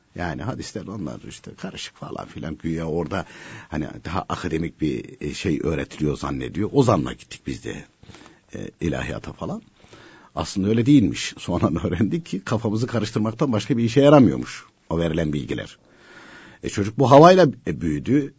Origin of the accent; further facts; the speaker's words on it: a mountain village of Konya, Turkey; Konya'nın bir dağ köyünde doğdum